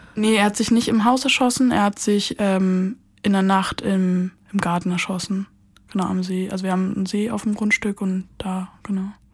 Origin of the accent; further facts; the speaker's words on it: Brandenburg, Germany; ich komme nicht aus Berlin. Ich mhm. bin in Brandenburg groß geworden